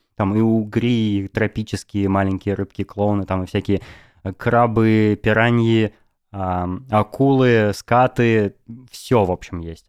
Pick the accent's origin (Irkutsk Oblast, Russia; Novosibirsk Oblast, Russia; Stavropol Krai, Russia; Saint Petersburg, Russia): Novosibirsk Oblast, Russia; Novosibirsk; now in Moscow, Russia; я из Новосибирска сам